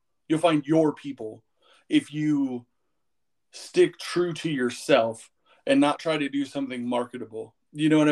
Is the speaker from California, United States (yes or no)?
yes; Vallejo, California, United States; moved away as an adult; now in Phoenix, United States; I grew up in Vallejo, which is a heavily urban area